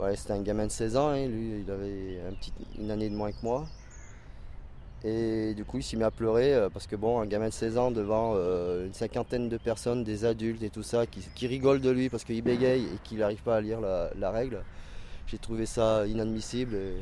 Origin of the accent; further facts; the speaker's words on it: Besançon, Bourgogne-Franche-Comté, France; moved away; also born or lived in Valence; je suis né à Besançon